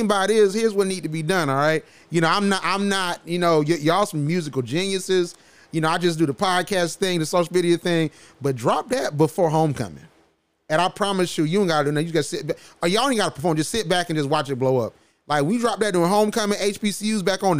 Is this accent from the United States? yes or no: yes; Macon, Georgia, United States; I'm from Macon, Georgia